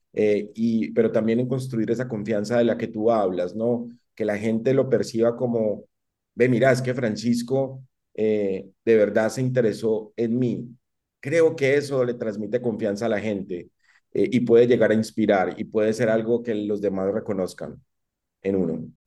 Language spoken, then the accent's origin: Spanish; Medellín, Antioquia, Colombia; moved away; also born or lived in San Vicente, Colombia / Costa Rica; yo nací en Medellín